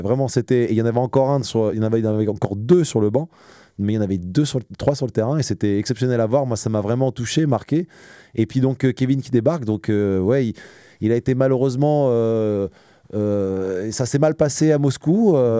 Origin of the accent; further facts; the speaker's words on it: Évry, Île-de-France, France; moved away as an adult; also born or lived in Ris-Orangis / Italy / Poland / Bahrain; now in Rennes, France; à Rissorangis, dans l'Essonne. C'est là d'où je viens. Je viens d'Evry